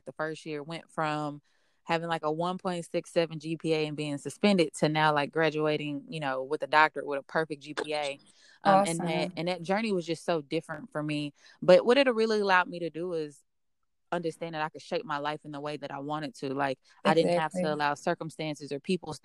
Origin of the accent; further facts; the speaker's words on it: Dallas, Texas, United States; So I'm originally from Dallas. I grew up in a section of Dallas called South Oak Cliff.